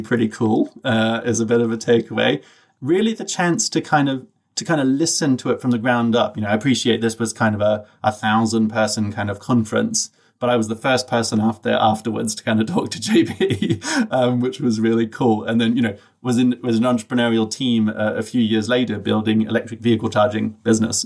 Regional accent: Brisbane, Queensland, Australia; I grew up in Australia, in a place that the locals like to refer to as Bris Vegas.

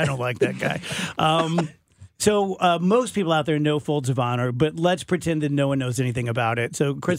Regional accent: Scotland, United Kingdom; and I'm Scottish

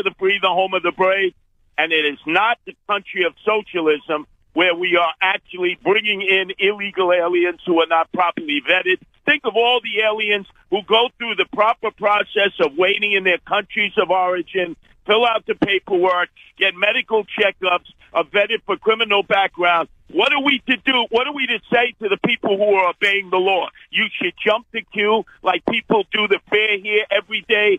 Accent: New York City, New York, United States; I was raised in Brooklyn by a merchant seaman father, Chester

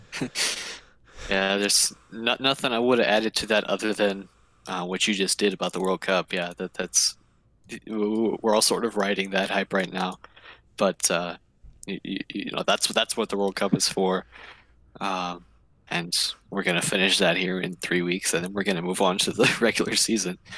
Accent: Indiana, United States; we're, we're from Indiana

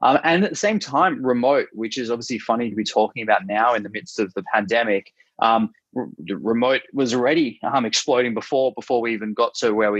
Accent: Australia; accent: Australian; moved away as an adult; now in San Francisco, United States; I'm Australian originally, as you can hear from my accent, based in San Francisco.

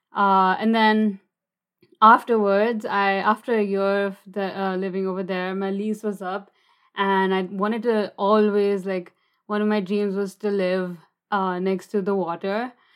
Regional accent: New Delhi, Delhi, India; moved away as an adult; also born or lived in United States / Germany / Barcelona, Spain; growing up in New Delhi

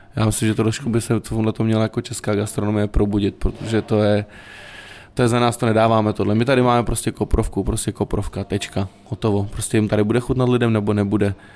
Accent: South Bohemian Region, Czechia; v čem jsme vyrůstali, já jsem třeba z Jihuček

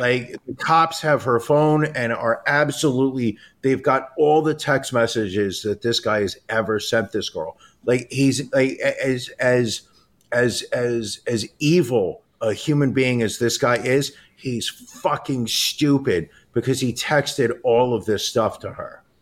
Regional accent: New York, United States; as a New Yorker

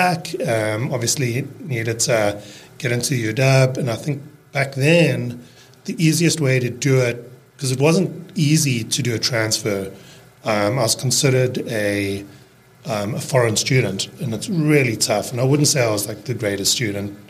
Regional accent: Cape Town, Western Cape, South Africa; accent: South African; first language English; moved away as an adult; also born or lived in Seattle, United States / New Zealand; now in Bainbridge Island, United States; I grew up in Cape Town

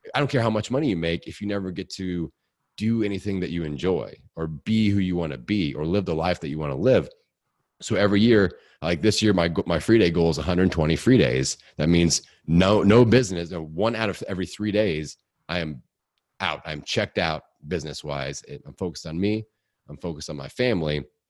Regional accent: Indiana, United States; accent: hick; I'm from Indiana

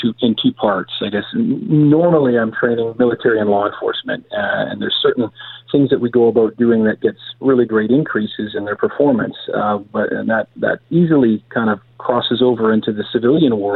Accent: Canada; I'm a Canadian cop

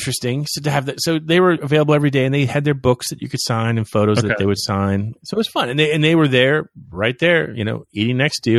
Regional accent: Florida, United States; But, you know, I'm from Florida. You know, you deal.

